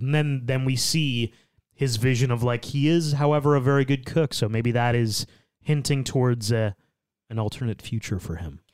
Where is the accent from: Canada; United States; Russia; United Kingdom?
Canada; we we are Canadian